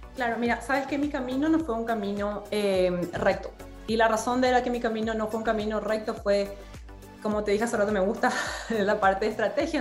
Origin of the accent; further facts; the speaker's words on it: Paraguay; moved away as an adult; also born or lived in Boston, United States; now in Washington, D.C. area, United States; cuando salí de Paraguay, salí a los 19 años